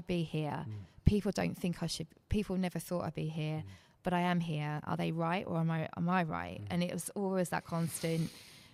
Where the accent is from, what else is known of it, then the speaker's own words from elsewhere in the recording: Bedford, East of England, United Kingdom; I'm from Bedford. I started playing in this in Bedford